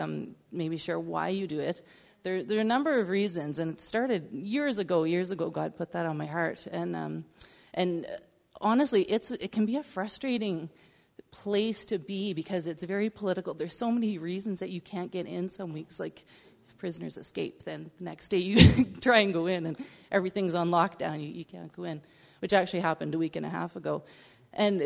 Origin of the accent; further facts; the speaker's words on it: Nova Scotia, Canada; I grew up in Nova Scotia